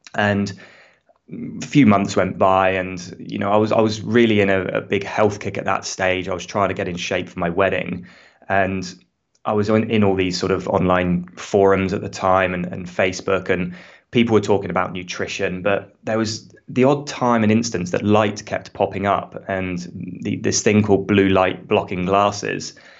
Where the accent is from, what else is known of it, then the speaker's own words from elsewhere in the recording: United Kingdom; accent: British; now in Australia; as you can hear from my accent, I'm British